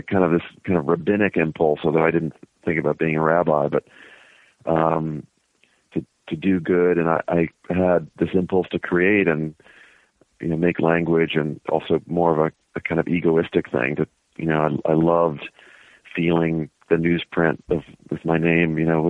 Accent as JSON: {"language": "English", "town": "Cincinnati", "region": "Ohio", "country": "United States", "tie": "born or raised there", "said": "Grew up in Cincinnati in the suburbs."}